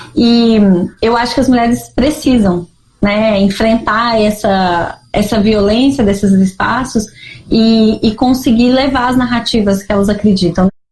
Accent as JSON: {"language": "Portuguese", "region": "Minas Gerais", "country": "Brazil", "said": "eu ainda não entendia como mineira, assim, né? O que, que é ser mineira? Ah, vim de uma terra de montanhas, de cafezinho, de pessoas acolhedoras"}